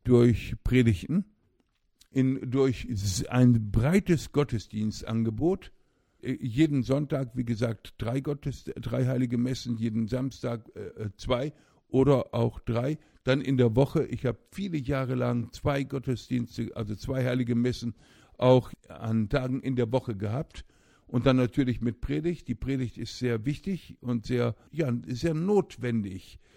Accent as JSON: {"language": "German", "town": "Osnabrück", "region": "Lower Saxony", "country": "Germany", "tie": "born or raised there", "moved": "as an adult", "said": "in meiner Heimatstadt Osnabrück, wo ich aufwuchs"}